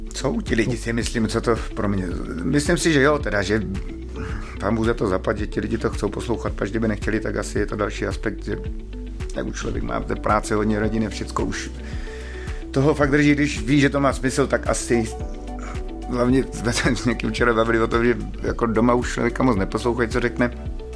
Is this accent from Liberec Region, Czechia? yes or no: no; Ostrava, Moravian-Silesian Region, Czechia; jsem z Ostravy. Proskovic, to je taková výzka, výzka na periferii, no, Ostravy.